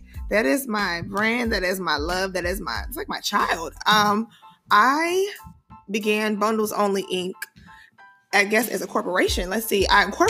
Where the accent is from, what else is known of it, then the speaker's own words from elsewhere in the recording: Detroit, Michigan, United States; moved away as an adult; also born or lived in Chicago, Illinois; I am from the west side of Detroit, Michigan.